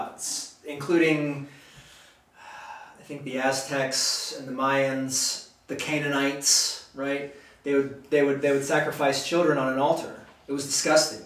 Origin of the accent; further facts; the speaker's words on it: United States; I love being an American. I love living in this country